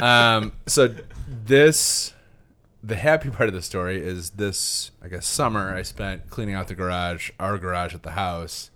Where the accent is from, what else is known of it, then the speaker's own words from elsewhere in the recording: Traverse City, Michigan, United States; also born or lived in Lansing; I'd moved back home to Traverse City, uh, my hometown from Lansing